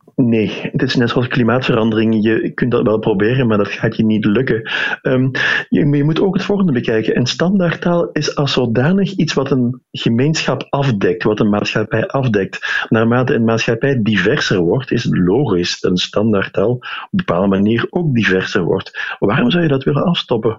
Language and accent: Dutch; Limburg, Flanders, Belgium; accent: Limburgish; je hoort in mijn Nederlands dat ik uit het oosten van het land afkomstig ben, dus dat ik een Limburger ben